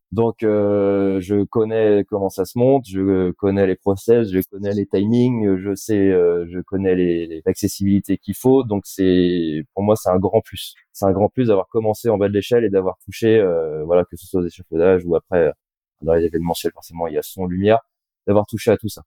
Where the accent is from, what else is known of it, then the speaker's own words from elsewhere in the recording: Lorient, Brittany, France; also born or lived in Rennes; je suis de Lorient